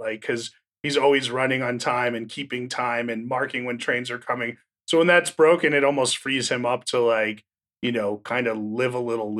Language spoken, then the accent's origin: English; New Jersey, United States; I grew up in Northern New Jersey, which is very suburban and, you know, to the point of, you know, it's right outside New York.